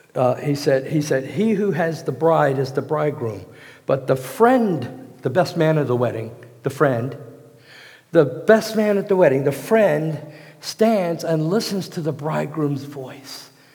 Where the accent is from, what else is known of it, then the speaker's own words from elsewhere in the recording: Hampton, Virginia, United States; moved away; I was raised in Hampton, Virginia